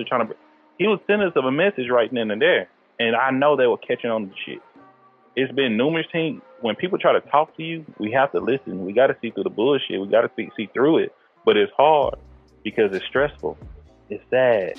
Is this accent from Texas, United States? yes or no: yes; East Texas, United States; I'm from East Texas.